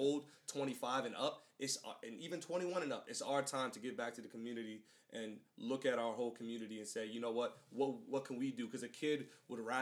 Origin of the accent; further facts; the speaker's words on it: United States; born and raised in the United States